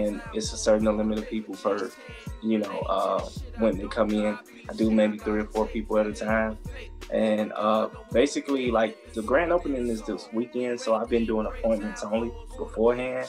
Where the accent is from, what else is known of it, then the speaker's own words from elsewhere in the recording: Chicago, Illinois, United States; moved away; I'm originally from Chicago